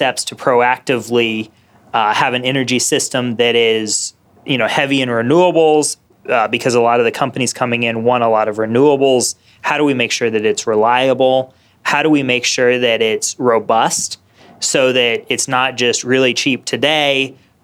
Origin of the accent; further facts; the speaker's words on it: Indiana, United States; I was from Indiana